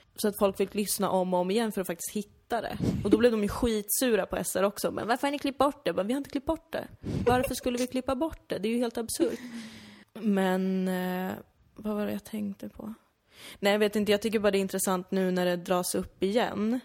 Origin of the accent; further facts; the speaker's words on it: Täby, Stockholm County, Sweden; now in Malmö, Sweden; att växa upp där för att jag så himla gärna ville bli svensk